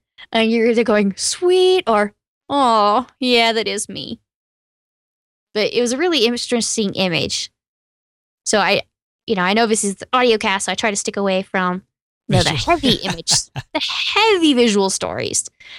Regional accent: Texas, United States; Yeah, I grew up in East Texas.

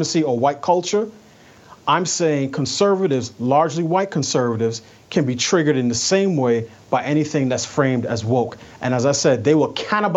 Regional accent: New York City, New York, United States; I grew up in New York City

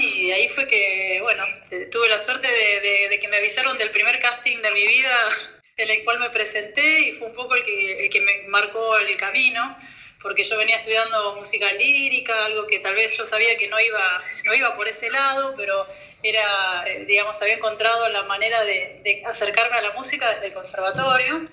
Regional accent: Argentina; moved away as an adult; now in France

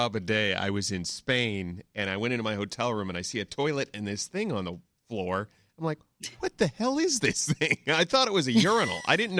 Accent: Pennsylvania, United States; I grew up in Pennsylvania.

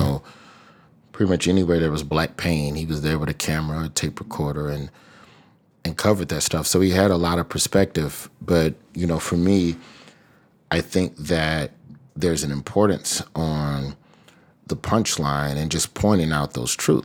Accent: Alabama, United States; my home state of Alabama

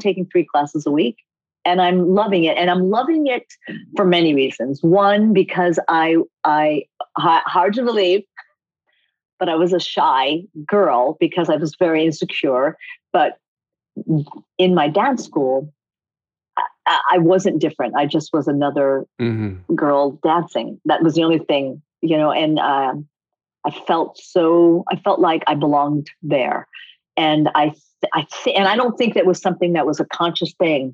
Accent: Coventry, Rhode Island, United States; born or raised there; also born or lived in Japan

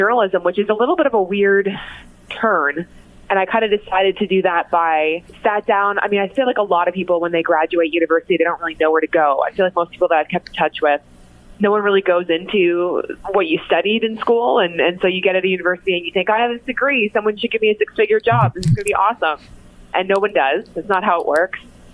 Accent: Cambridge, Ontario, Canada; also born or lived in Mississauga, Ontario; I was actually born in Mississauga, but only stayed there till I was about in grade two. And then my family moved to Cambridge, spent most of my life in Cambridge

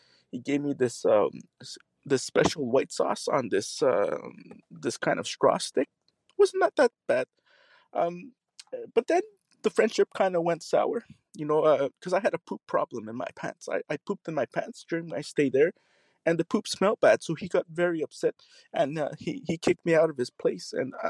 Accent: Canada; because he found out I was Canadian. So I didn't know I couldn't run for president as a Canadian.

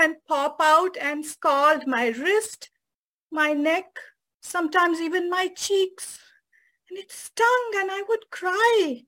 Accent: Chennai, Tamil Nadu, India; moved away as an adult; also born or lived in San Francisco; now in United States; from my hometown Madras, now known as Chennai, to San Francisco

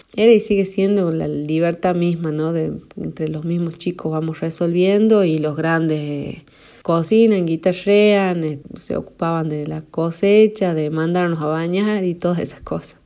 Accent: La Rioja, Argentina; yo nací en La Rioja, capital

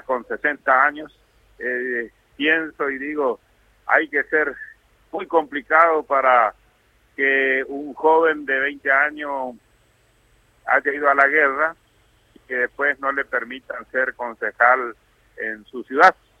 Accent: General San Martín, Chaco, Argentina; la comunidad de General San Martín en la provincia del Chaco, de donde soy

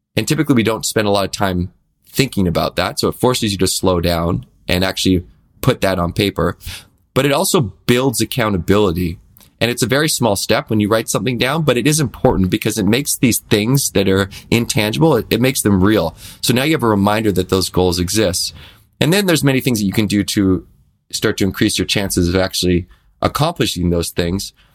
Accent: Victoria, British Columbia, Canada; growing up in Victoria, B C, which is an island in, in Canada

